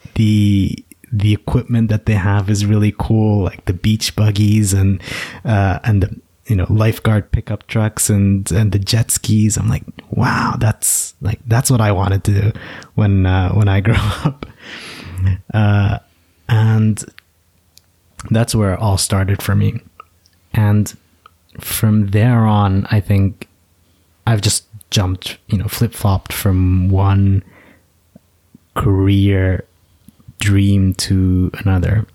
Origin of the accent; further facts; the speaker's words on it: United States; I was born in the States